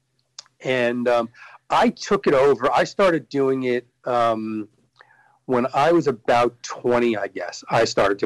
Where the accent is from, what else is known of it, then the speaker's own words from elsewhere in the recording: Elizabeth, New Jersey, United States; I grew up in Elizabeth, New Jersey, which is kind of the third largest city in New Jersey